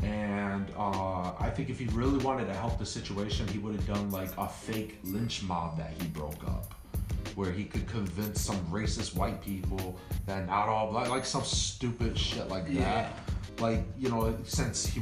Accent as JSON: {"language": "English", "town": "Hartford", "region": "Connecticut", "country": "United States", "tie": "born or raised there", "said": "I'm white, but I grew up in Hartford"}